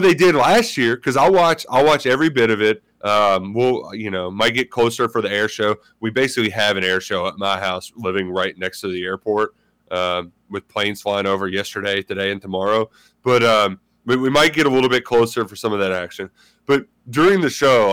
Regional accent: Louisville, Kentucky, United States; growing up in the city of Louisville

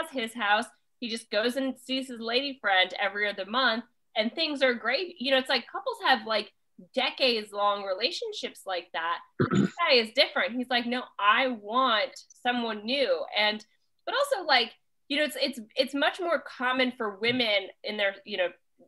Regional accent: Kansas, United States; moved away; I grew up in Kansas

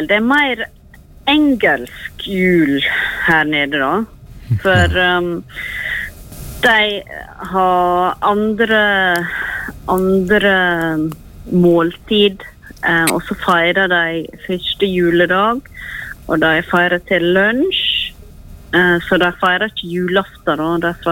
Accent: Norway; Jeg var nå hjemme i Norge i mars, april, mai. Og det var kjekt å komme hjem igjen og se snøen.

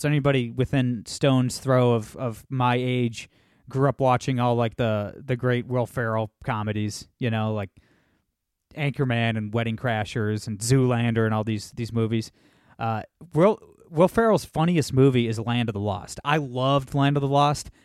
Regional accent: Toledo, Ohio, United States; Toledo, Ohio, my hometown

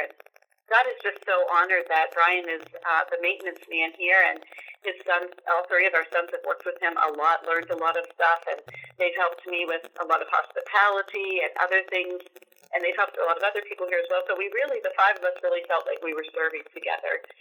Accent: Duncansville, Pennsylvania, United States; I grew up in Pennsylvania in a small town called Duncansville

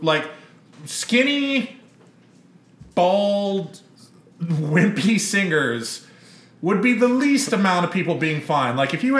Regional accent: Texas, United States; growing up in Texas

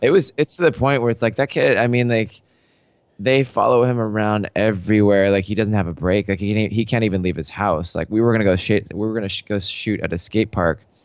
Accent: Seattle, Washington, United States; I grew up in Seattle.

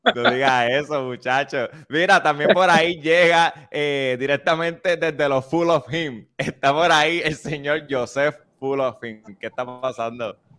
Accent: Toa Alta, Puerto Rico; yo soy de Tobalta

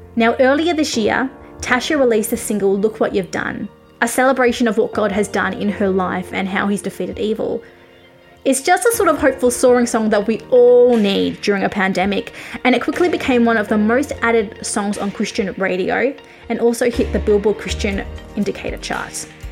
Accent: Australia; I am an Australian music journalist, currently grounded in my home country because of COVID 19

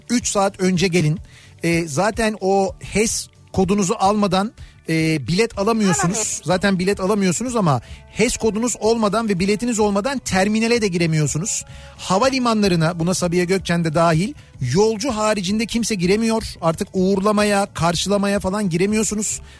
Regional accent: Kaynarca, Kırklareli, Turkey; Ben aslen Kırklareli Kaynarcalıyım. Adından da anlaşıldığı gibi beldemizin birkaç yerinde su kaynıyor ve dere şeklinde devam ediyor.

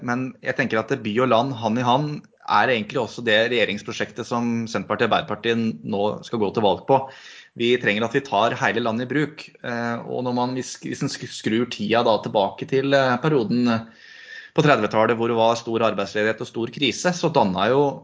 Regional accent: Sigdal, Buskerud, Norway; now in Hokksund, Norway; kommer eh, fra Sigdal i, i, eh, i hjertet av Buskerud. Og det hører kanskje folk når de, når de hører dialekta mi òg, at dette er ikke noe eikerdialekt

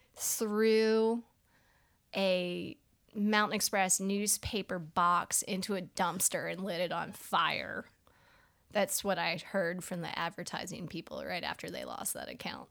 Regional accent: Annapolis, Maryland, United States; also born or lived in Richmond, Virginia; now in Asheville, United States; I was born in Richmond, Virginia. Um, I was raised in Annapolis, Maryland. I've lived in Asheville, North Carolina for twenty years

